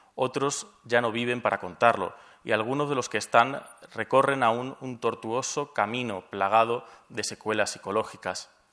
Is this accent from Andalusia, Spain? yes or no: yes; from Granada, Seville, Andalusia, Spain; moved away as an adult; also born or lived in Cairo, Egypt; soy español, andaluz, granadino, sevillano